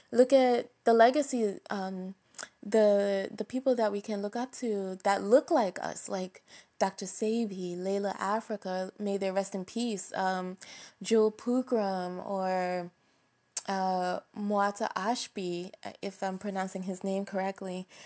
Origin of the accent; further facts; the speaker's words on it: Jamaica; personally speaking, I'm Jamaican. I know you can't tell from my voice, but I am.